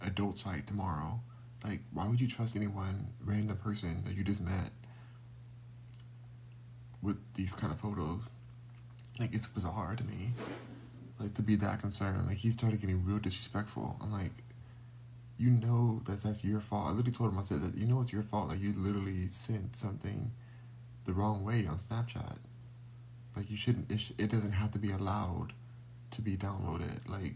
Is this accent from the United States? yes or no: yes; Los Angeles, California, United States; I was born in Los Angeles. Born and raised